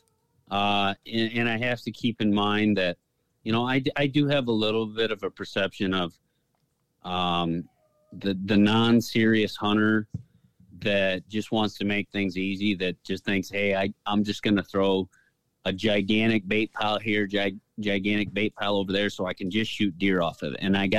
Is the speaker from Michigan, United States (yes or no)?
yes; Michigan, United States; it's where I grew up in Michigan.